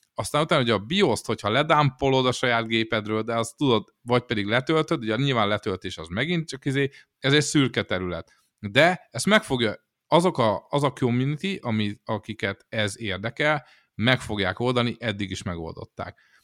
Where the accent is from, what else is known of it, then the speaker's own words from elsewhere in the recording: Szeged, Csongrád-Csanád, Hungary; a Szegeden a Gutenberg utcába velünk szembe egy szódagyár volt